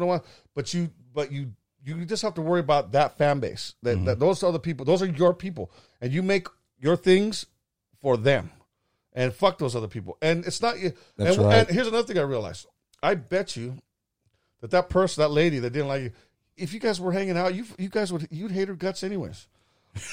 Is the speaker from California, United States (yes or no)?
yes; California, United States; I grew up in the Central Valley, man, and that I was exposed to.